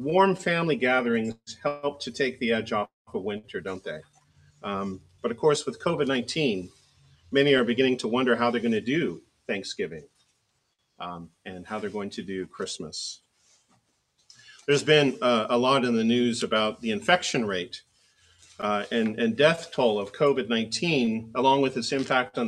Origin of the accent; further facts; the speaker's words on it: Oregon, United States; now in Virginia, United States; I grew up in the Willamette Valley of Oregon near Portland